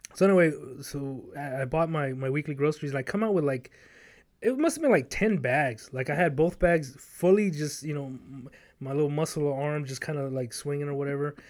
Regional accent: Los Angeles, California, United States; moved away; I was born and raised in South Central L

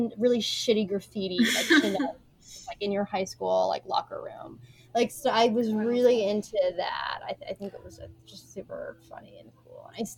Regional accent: West Coast, United States; now in East Coast, United States; Well, I grew up on the West Coast, but my family is from the East Coast

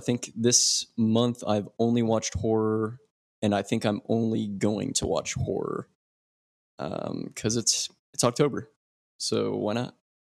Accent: Arizona, United States; I'm from Arizona, and that's what we do. That's what us lizard people do.

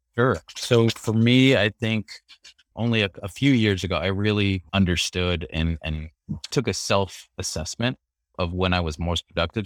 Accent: California, United States; moved away as an adult; also born or lived in Philippines / Washington, D.C.; I moved to California when I was four

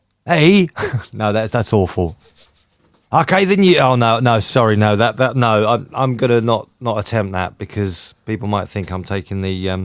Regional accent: Belfast, Northern Ireland, United Kingdom; What about you? I'm from Belfast now.

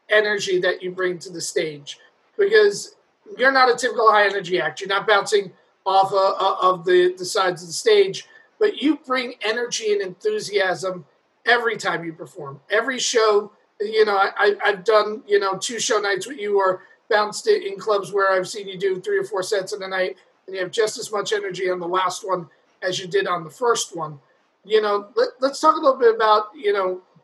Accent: New York City, New York, United States; my theater teacher, growing up in New York City

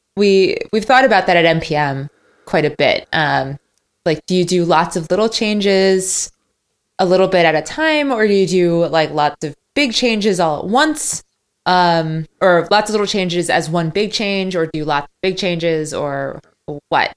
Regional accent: United States; I'm American

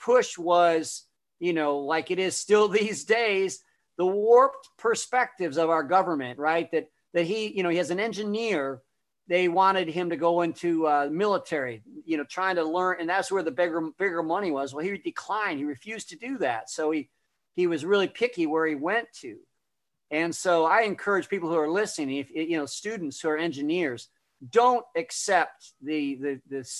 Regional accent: Chicago, Illinois, United States; moved away; also born or lived in Columbia, Missouri; I was raised in the Chicago area as a kid to start with. I was born in Chicago. We moved out to the suburbs

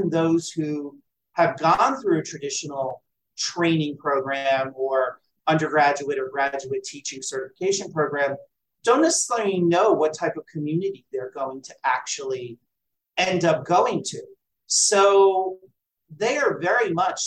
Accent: New Jersey, United States; my home state of New Jersey

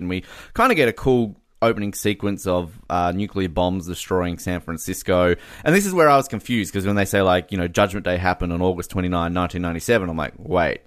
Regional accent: Australia; as an Australian

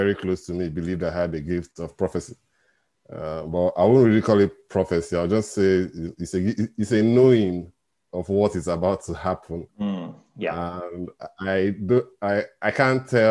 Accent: Nigeria; now in Glasgow, United Kingdom; I'm in Nigeria, and I was born in Nigeria. And I live in the UK.

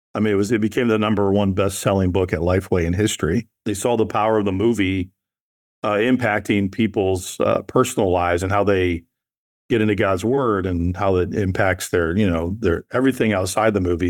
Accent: Nashville, Tennessee, United States; I'm from the South, right? I'm from Nashville.

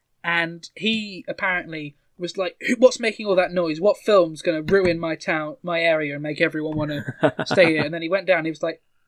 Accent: United Kingdom; as a Brit

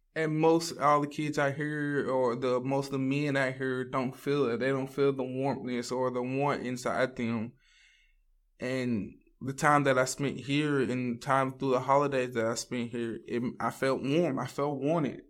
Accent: Ville Platte, Louisiana, United States; moved away as an adult; now in Texas, United States; I'm from Ville Platte, Louisiana. I grew up there

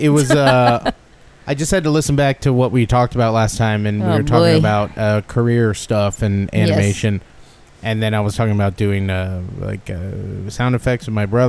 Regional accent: San Luis Obispo, California, United States; my hometown of San Luis Obispo

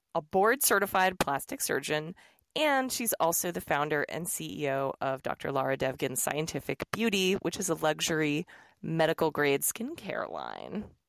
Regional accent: New York City, New York, United States; moved away; New York City, my hometown

